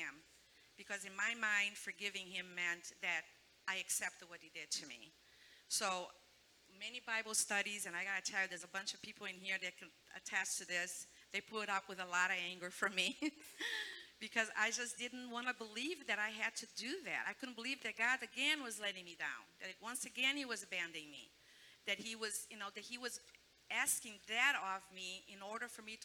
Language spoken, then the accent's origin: English; Chicago, Illinois, United States; also born or lived in Brazil; growing up in Chicago, that's where I grew up